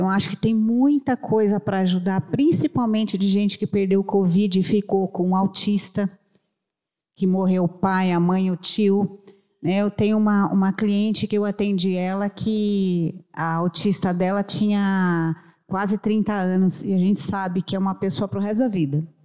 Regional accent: Santo André, São Paulo, Brazil; Nós somos do grupo social do Cresce de Santo André, nós somos do ABC.

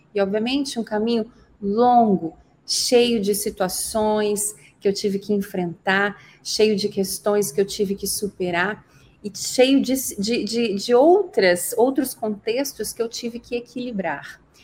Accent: Muriaé, Minas Gerais, Brazil; moved away as an adult; also born or lived in Barão do Monte Alto, Minas Gerais / Juiz de Fora, Minas Gerais; now in Brusque, Brazil; Eu nasci numa cidade do interior de Minas Gerais, Muriaé

